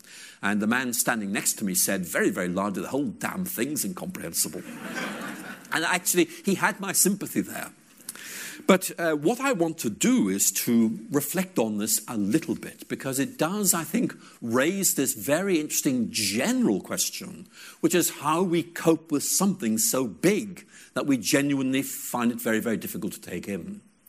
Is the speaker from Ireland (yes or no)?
yes; Ireland; I remember once being dragged along to a church in rural Ireland. I grew up in Ireland when I was about 7 or 8, and we had this church service